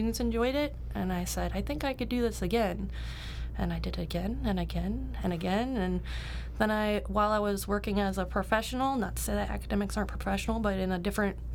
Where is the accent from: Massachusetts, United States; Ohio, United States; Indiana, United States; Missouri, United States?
Ohio, United States; Cleveland; moved away as an adult; also born or lived in Cincinnati, Ohio; I'm originally from Cleveland. I grew up on the east side mostly.